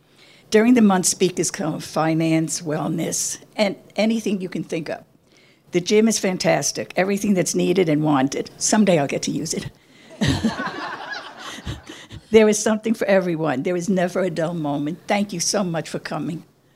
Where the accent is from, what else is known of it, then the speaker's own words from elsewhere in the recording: New York, United States; moved away as an adult; also born or lived in California; now in Las Vegas, United States; I'm a New Yorker.